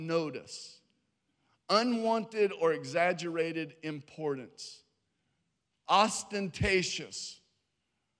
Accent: Harrisonburg, Virginia, United States; now in Georgia, United States; I was born in Harrisonburg, Virginia

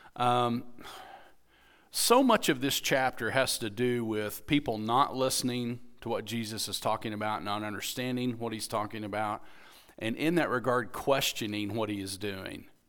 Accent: United States; being an American

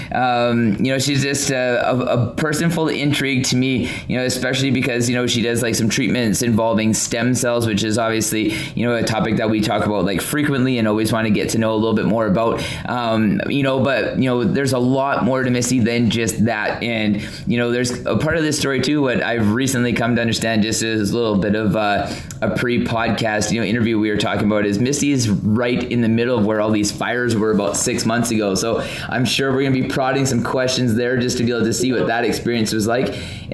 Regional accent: Southern Alberta, Canada; now in British Columbia, Canada; I'm from Southern Alberta where, you know, it's a very dry cold too. It can be like, you know, minus 30 in Southern Alberta, and it's cold, but it's a lot different kind of cold than coastal BC.

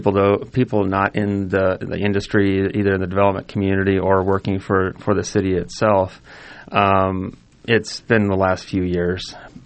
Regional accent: Omaha, Nebraska, United States; I'm born and raised in Omaha, in Nebraska. Haven't ventured out too far.

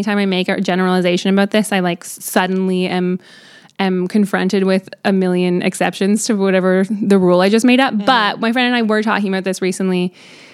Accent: Canada; you're Canadian

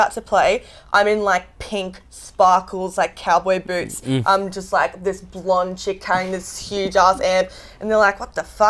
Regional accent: Canberra, Australian Capital Territory, Australia; I'm from Canberra

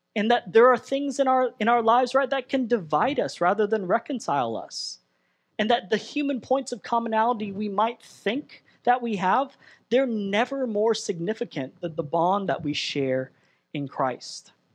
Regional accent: Southern California, United States; moved away as an adult; I'm Southern California born and raised

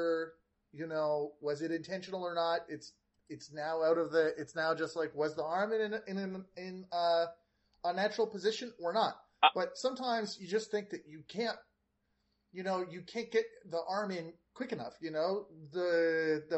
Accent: Canada; me as a Canadian

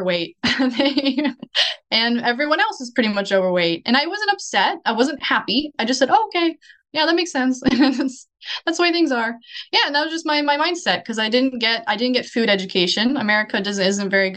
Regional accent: Florida, United States; moved away as an adult; also born or lived in Tokyo, Japan; now in Okinawa, Japan; Growing up in Florida

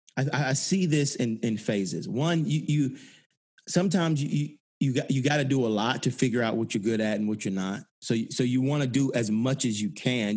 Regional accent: Atlanta, Georgia, United States; I grew up in Atlanta, um, right on Auburn Avenue

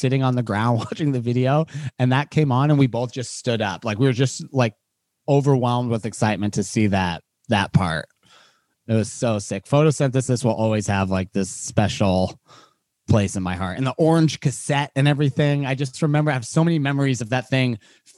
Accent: Seattle, Washington, United States; coming from like little Seattle kids

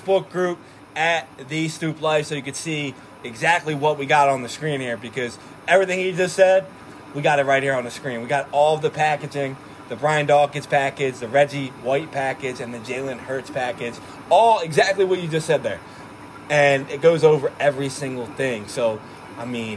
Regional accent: Philadelphia, Pennsylvania, United States; also born or lived in Florida; we're from Philadelphia

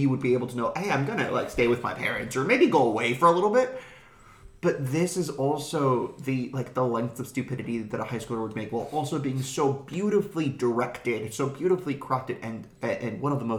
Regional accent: Florida, United States; I come from Florida. We are the land of hurricane parties.

